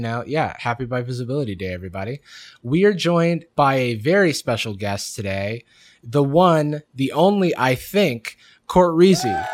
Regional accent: Florida, United States; how I'm from there.

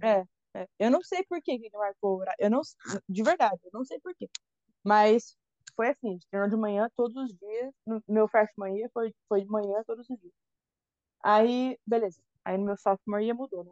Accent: Brazil; moved away as an adult; also born or lived in Valinhos, São Paulo / Louisiana; now in United States; eu sou do Brasil

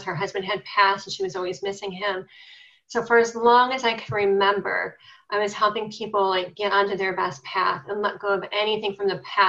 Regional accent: Cleveland, Ohio, United States; I'm from Cleveland, Ohio

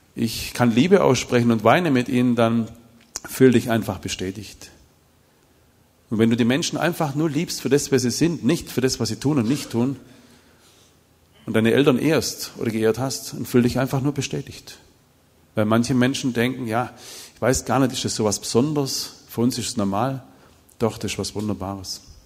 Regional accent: Bopfingen, Baden-Württemberg, Germany; Ich komme aus Bobfinger

